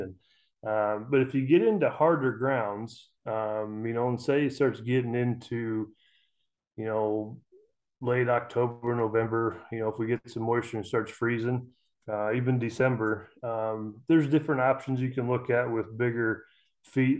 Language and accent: English; Custer County, Central Nebraska, United States; I'm from Central Nebraska, uh, Custer County, right in the middle of Nebraska.